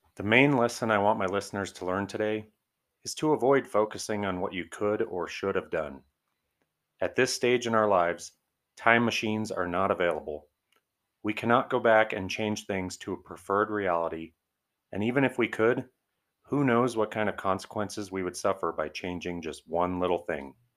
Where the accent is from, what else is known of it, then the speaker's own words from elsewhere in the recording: Arvada, Colorado, United States; my hometown, Arvada, Colorado